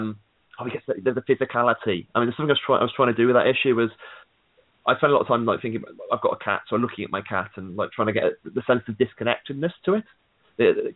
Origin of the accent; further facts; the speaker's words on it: United Kingdom; I'm a British guy